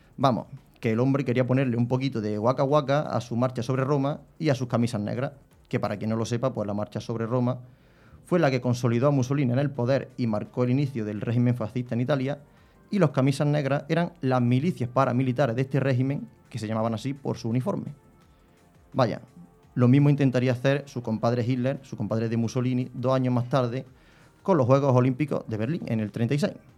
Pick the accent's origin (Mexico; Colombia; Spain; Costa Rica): Spain; soy español